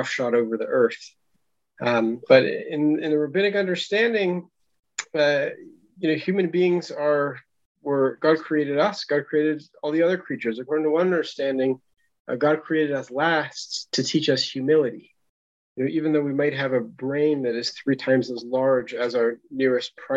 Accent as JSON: {"language": "English", "area": "San Francisco Bay Area", "region": "California", "country": "United States", "tie": "born or raised there", "said": "grew up in the San Francisco Bay Area on an acre of land with an organic garden"}